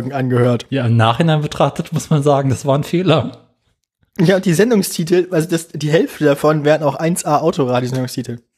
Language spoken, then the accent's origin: German; Berlin, Germany; ich bin ja in Berlin aufgewachsen